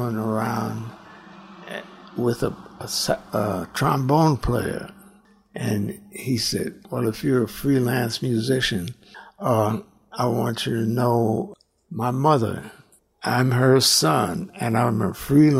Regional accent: Chicago, Illinois, United States; moved away; I'm from Chicago

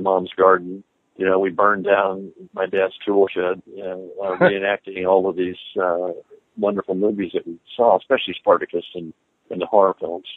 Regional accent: Texas, United States; We're the guys from Texas

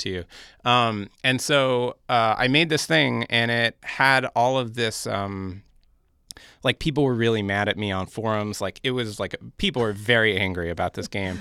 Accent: New York City, New York, United States; I grew up in Park Slope in Brooklyn

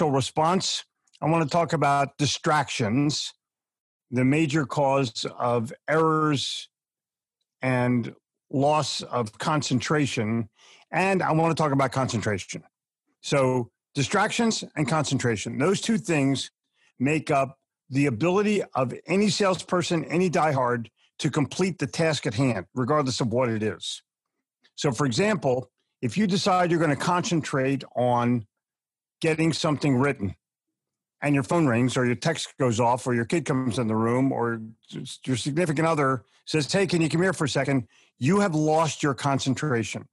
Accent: Philadelphia, Pennsylvania, United States; moved away as an adult; also born or lived in New York City; now in Charlotte, United States; I grew up in Philadelphia

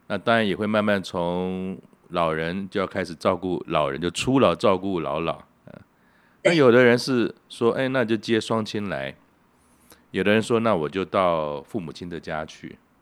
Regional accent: Keelung, Taiwan; now in Taipei, Taiwan; 那我因为从小是在基隆长大的，基隆是个港口

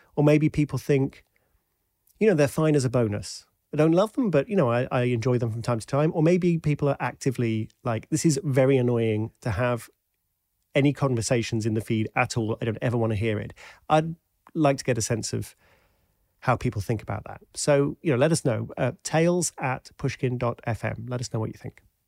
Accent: United Kingdom; also born or lived in Washington, D.C., United States; I'm British

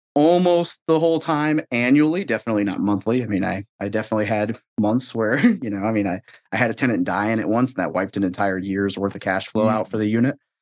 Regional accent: Arkansas, United States; moved away as an adult; also born or lived in Northern California; I was born in NorCal, but I, I grew up in Arkansas for the most part.

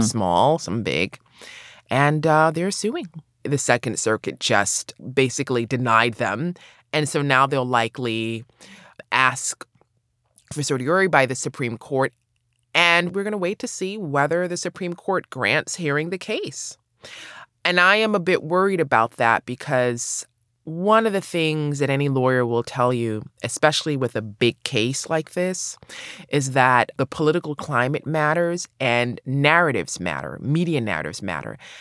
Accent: New York City, New York, United States; also born or lived in Los Angeles, California; I grew up in New York City, I grew up in Brooklyn

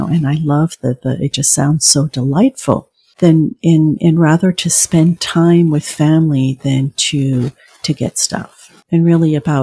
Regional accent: France; moved away; I was raised in France

